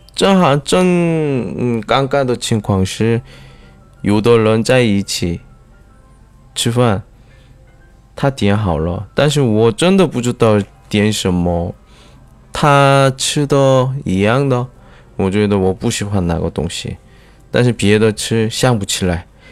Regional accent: South Korea; 来自韩国的外教

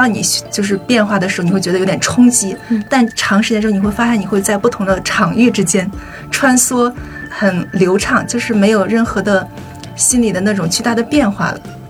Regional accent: Hebei, China; moved away as an adult; now in Beijing, China; 来自河北，算是在北京待了十年的一个北漂吧

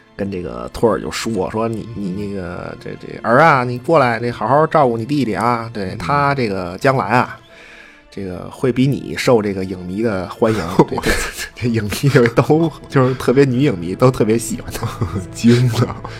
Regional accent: Beijing, China; accent: 京腔 (Beijing accent); 我这一京腔儿说书人

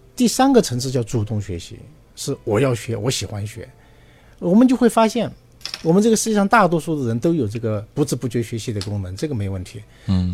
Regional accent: China; 我们中国人

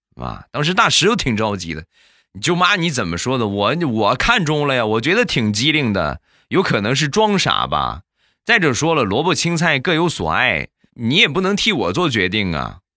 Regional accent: Rizhao, Shandong, China; 有我们家乡特产的日照绿茶

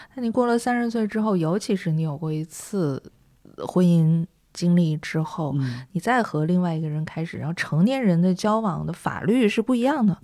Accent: Northeast China, China; moved away; also born or lived in Shanghai; 我是东北人嘛，我在上海吃东西，饮食，嗯，不是很习惯

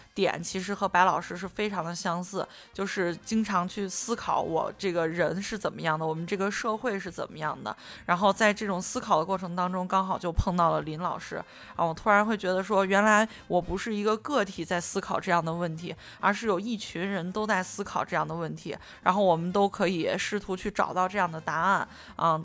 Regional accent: Xi'an, Shaanxi, China; 因为我就我从小就是在那个地方长大的

